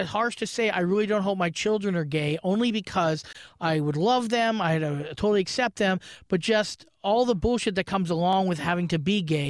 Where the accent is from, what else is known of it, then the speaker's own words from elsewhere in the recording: Brantford, Ontario, Canada; now in Toronto, Canada; I lived some kind of weird existence in Brantford, a small